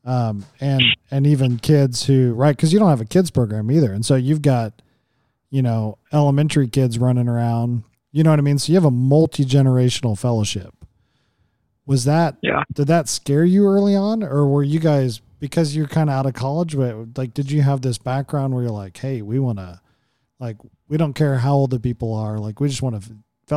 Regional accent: Oklahoma, United States; growing up in Oklahoma

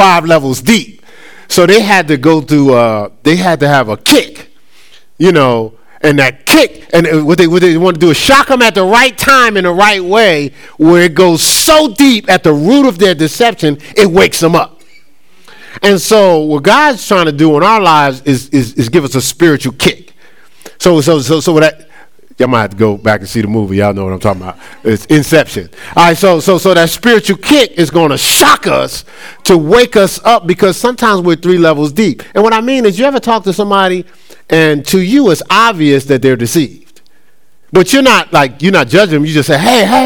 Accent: Newark, New Jersey, United States; growing up in Newark, in Newark, New Jersey.

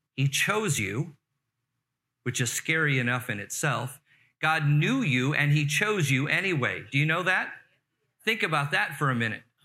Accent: Carson, California, United States; I grew up in the Los Angeles area, Torrance, Carson area

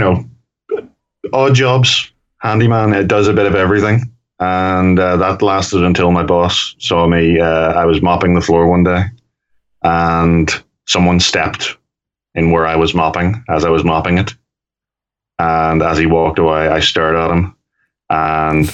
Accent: Belfast, Northern Ireland, United Kingdom; as a Northern Irishman and feeling like the most cosmopolitan, because I come from Belfast

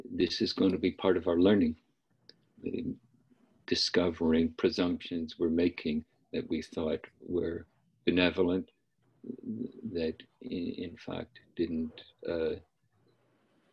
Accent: Northern Ireland, United Kingdom; now in United States; I didn't grow up in the United States. I grew up in Northern Ireland

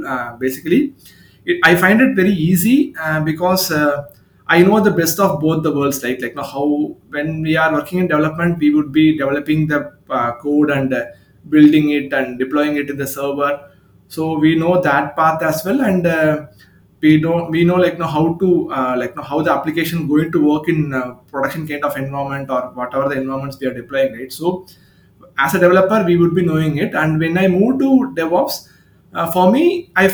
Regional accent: Chennai, Tamil Nadu, India; I'm from Chennai, India, based out of Tamil Nadu location in India

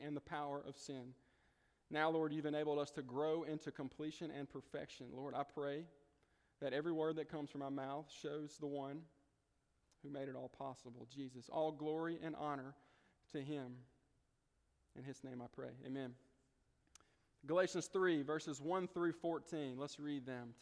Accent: the Delta, United States; I'm from the Delta.

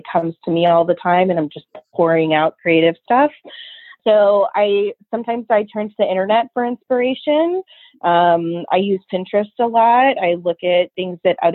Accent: Austin, Texas, United States; I've lived here my whole life and I was, you know, I was raised here

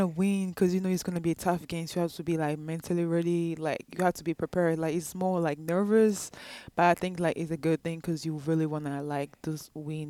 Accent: DR Congo; now in United States; I'm from the Democratic Republic of Congo.

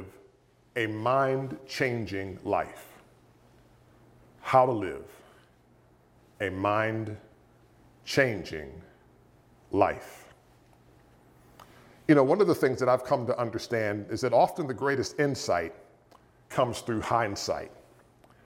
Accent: near Pittsburgh, Pennsylvania, United States; when I was a teenager growing up near Pittsburgh, Pennsylvania

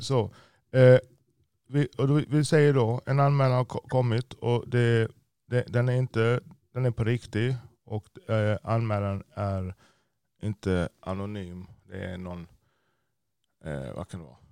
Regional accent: Jamaica; also born or lived in United States; now in Sweden; vår uppväxt i Jamaica

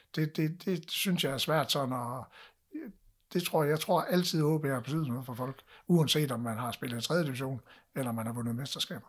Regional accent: North Jutland, North Denmark Region, Denmark; vi, vi er nordjyder

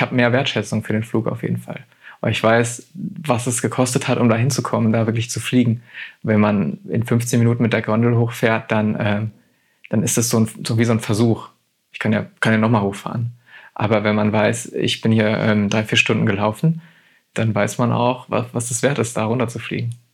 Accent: Germany; heißt Deutschland schon, schon weiterhin mein Heimatland

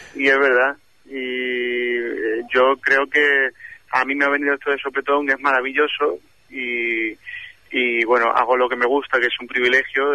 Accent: Málaga, Andalusia, Spain; moved away; mi tierra, a Málaga

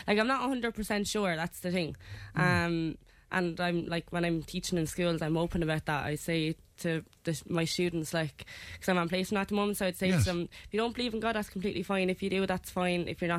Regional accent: Wexford, Leinster, Ireland; moved away as an adult; now in Thurles, Ireland; I'm 22. I'm from Wexford.

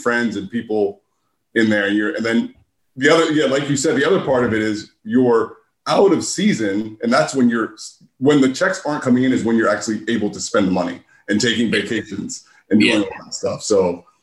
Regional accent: Philadelphia, Pennsylvania, United States; I grew up in Philadelphia in the suburb

